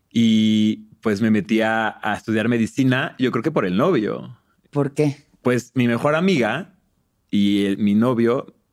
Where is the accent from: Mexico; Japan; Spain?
Mexico; pues soy mexicano, ¿no? No soy gringo en ese entonces.